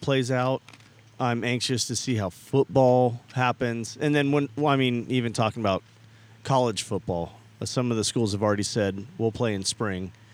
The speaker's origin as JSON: {"language": "English", "area": "Bay Area", "region": "California", "country": "United States", "tie": "born or raised there", "said": "I grew up in the Bay Area"}